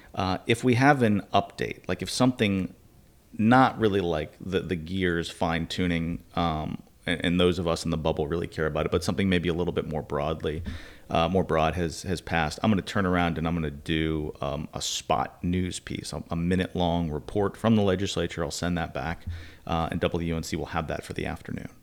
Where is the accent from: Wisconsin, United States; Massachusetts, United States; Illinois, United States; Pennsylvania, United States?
Massachusetts, United States; Wayland; moved away; about twenty miles west of Boston, Wayland, Massachusetts.